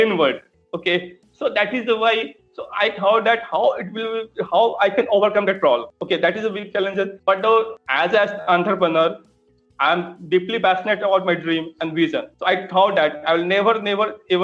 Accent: Patna, Bihar, India; I belongs to Patna. My hometown is

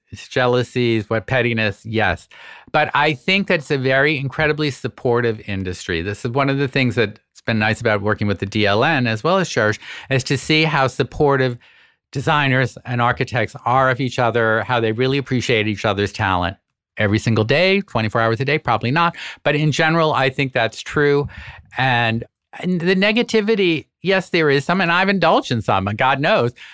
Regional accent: Boston, Massachusetts, United States; now in New York, United States; move home to Boston

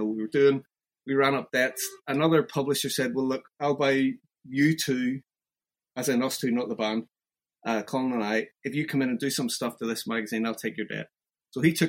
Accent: Ireland; moved away as an adult; also born or lived in London / Glasgow; being Irish

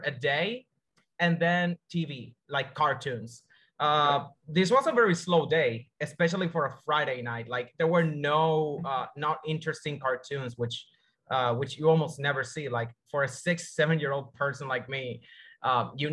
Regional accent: Dominican Republic; I'm from the Dominican Republic, actually.

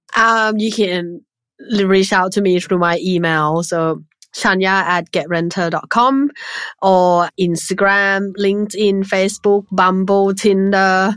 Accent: Thailand; when I was growing up in Thailand

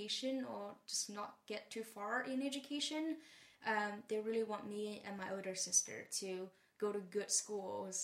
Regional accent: Taizhou, Zhejiang, China; English is a second language; moved away as an adult; also born or lived in Hangzhou, China / Maine, United States / San Francisco, United States; I grew up in Taizhou, which is a town, well, not small in Chinese sense. And I went to a very influential school for me, middle school and high school in Hangzhou. So I left home at 12 and spent a lot of time in Hangzhou in my forming years

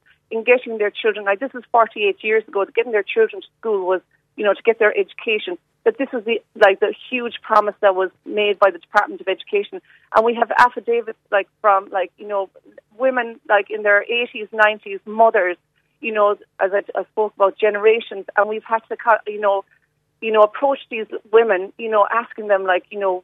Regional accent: Rathcormac, Munster, Ireland; my husband's family, my family, we are both from Rathcormac.

